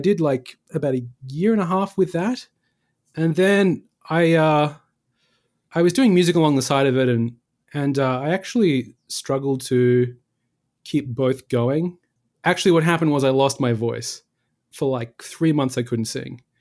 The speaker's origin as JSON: {"language": "English", "town": "Perth", "region": "Western Australia", "country": "Australia", "also_born_or_lived": "Lesmurdie, Western Australia", "moved": "as an adult", "lives_now": "New York City, United States", "said": "I was from Perth, the, one of the most isolated cities in the world"}